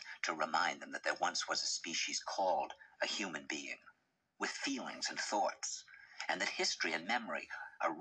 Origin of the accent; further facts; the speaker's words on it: New York, United States; I said, "New York."